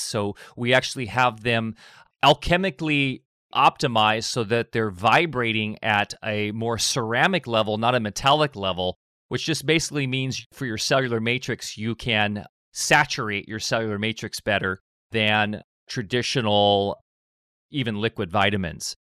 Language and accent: English; Orange County, Southern California, United States; born or raised there; moved away as an adult; also born or lived in Redondo Beach, California; now in Del Norte County, United States